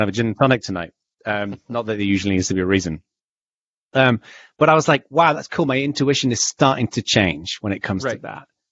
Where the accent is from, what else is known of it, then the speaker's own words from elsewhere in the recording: the north of England, United Kingdom; I was raised in Northern England